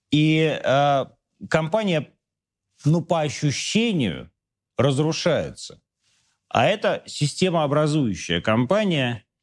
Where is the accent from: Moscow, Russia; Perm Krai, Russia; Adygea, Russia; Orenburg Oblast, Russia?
Moscow, Russia; из Москвы, хочу понять